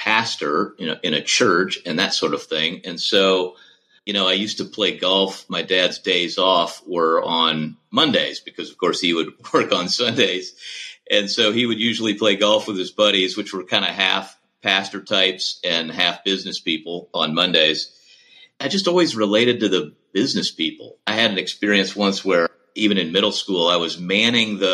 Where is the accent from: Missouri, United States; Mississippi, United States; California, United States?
Missouri, United States; St. Louis; I grew up mostly in St. Louis